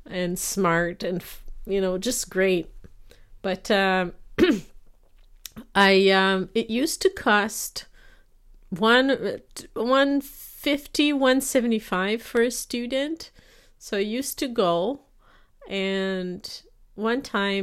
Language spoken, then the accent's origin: English; Quebec, Canada; English is a second language; And in Quebec, so I didn't speak English back then. I only started speaking English when I was 17.